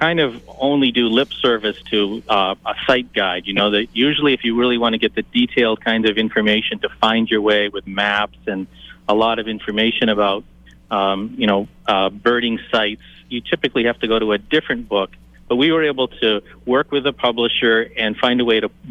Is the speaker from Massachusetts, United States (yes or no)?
no; Maine, United States; growing up in Maine